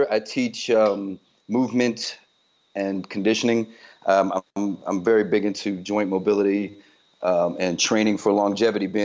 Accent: Newport News, Virginia, United States; also born or lived in Long Island, United States; Uh, I'm originally from Long Island, New York, uh, but I was uh-huh. raised a lot in um, in Virginia, Newport News, Virginia.

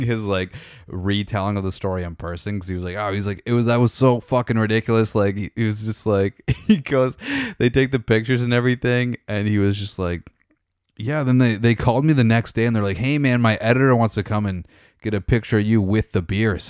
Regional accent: Meaford, Ontario, Canada; growing up in Meaford

